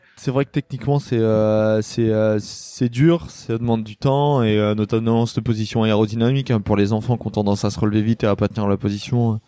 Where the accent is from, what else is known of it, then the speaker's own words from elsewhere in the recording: Lamballe, Brittany, France; j'ai commencé à Lamballe, donc euh, moi je suis de Lamballe